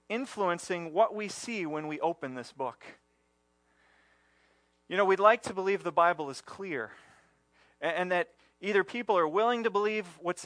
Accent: United States; our history as Americans and as American Christians

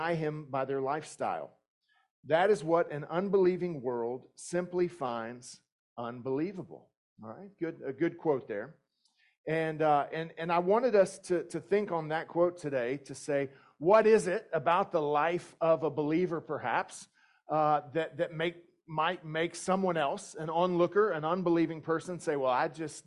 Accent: southeastern United States, United States; moved away; My accent may give me away, but I grew up in the southeastern United States primarily

